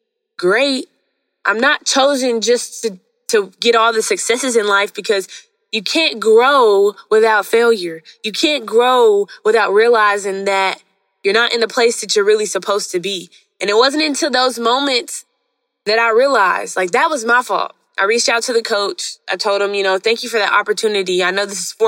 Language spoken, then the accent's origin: English; Hot Springs, Arkansas, United States; moved away; also born or lived in Mountain Pine, Arkansas; At this time, I'm in Hot Springs, no longer Mountain Pine, but Hot Springs